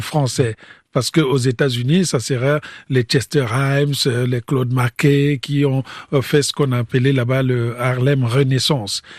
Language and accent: French; Republic of the Congo; moved away as an adult; also born or lived in France; moi je venais du Congo-Brazzaville.